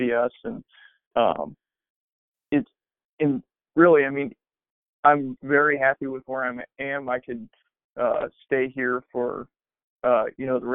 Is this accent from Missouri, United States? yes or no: yes; Kansas City, Missouri, United States; my wife's family's from Kansas City, I'm from Kansas City.